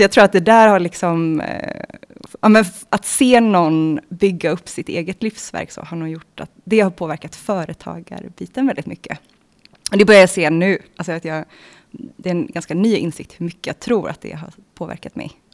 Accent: Bohuslän, Västra Götaland, Sweden; jag är född från början i Bohuslän, i Svartedalens naturreservat

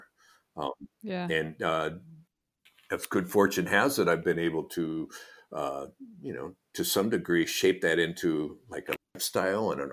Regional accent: Portland, Oregon, United States; I'm from Portland. I was born in Portland, Oregon

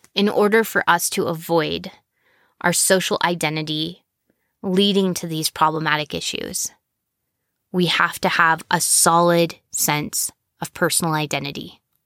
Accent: United States; If we're American and we were Mormon at some point, especially if we were raised Mormon, we speak about things in a very specific way

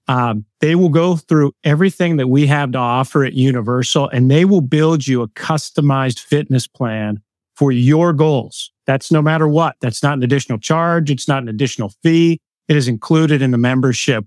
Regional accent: Pittsburgh, Pennsylvania, United States; now in Lancaster, United States; grew up in Pittsburgh, Pennsylvania

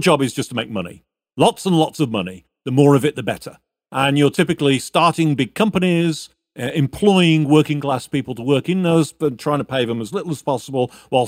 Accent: United States; but I'm also an American, so hegemony is perhaps the word of anyway.

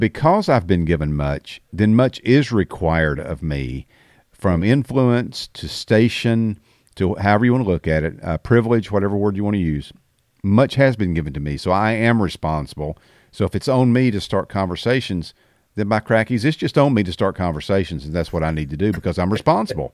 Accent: the South, United States; I, I'm only speaking from the South 'cause I have never lived anywhere else

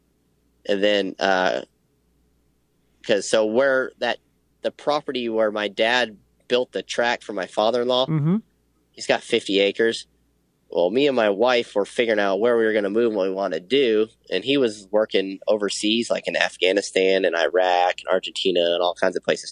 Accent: Plano, Texas, United States; also born or lived in Lancaster, Texas; I was born in Lancaster, which is just south of Dallas. And then I pretty much grew up around Plano area.

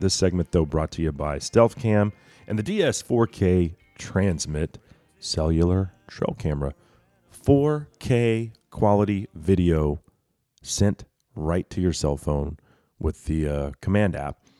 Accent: Texas, United States; as a Texan

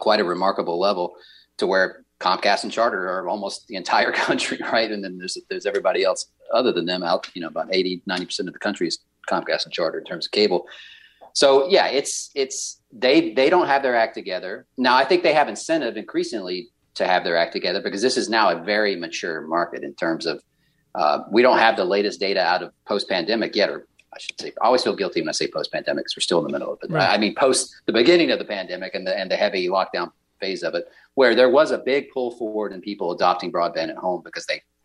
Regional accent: Georgia, United States; I'm from Georgia

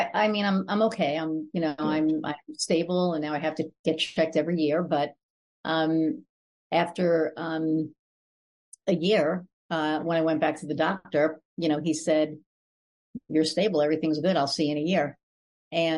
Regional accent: New York, United States; now in Indiana, United States; I call New York home, but I live in Indiana

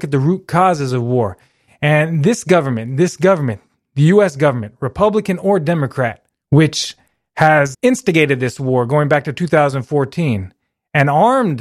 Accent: United States; I'm American

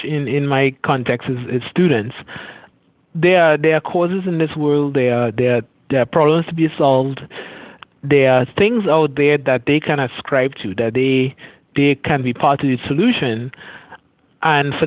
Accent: Trinidad & Tobago; moved away as an adult; also born or lived in Florida; I grew up in Caribbean, in Trinidad and Tobago, Southern Caribbean, closest Caribbean island to Venezuela

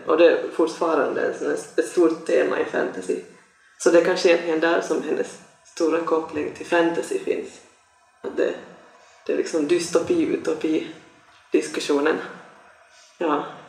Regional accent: Sweden; moved away; jag växte upp nämligen också i Sverige

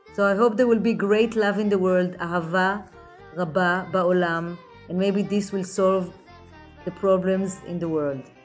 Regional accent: Jerusalem, Jerusalem District, Israel; also born or lived in New York City; now in New York, United States; I was born in Jerusalem and when I moved to New York

